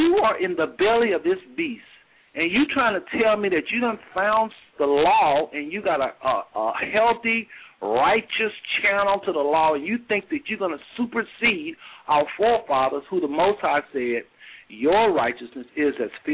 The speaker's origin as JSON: {"language": "English", "country": "United States", "tie": "born or raised there", "said": "you've been born and raised in America, and me as well"}